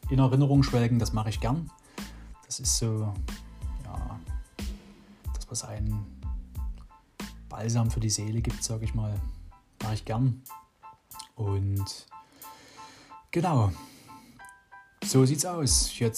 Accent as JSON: {"language": "German", "town": "Dresden", "region": "Saxony", "country": "Germany", "tie": "born or raised there", "also_born_or_lived": "Radebeul", "said": "meine Mutsch, mich in Radebeul zur Welt bringen. Genau. Ja, oh, dann sind wir natürlich viel, oder wir sind in Dresden halt aufgewachsen, ne, in der Dresdner Neustadt."}